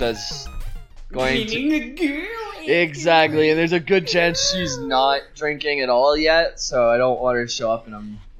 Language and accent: English; Canada; I'm Canadian.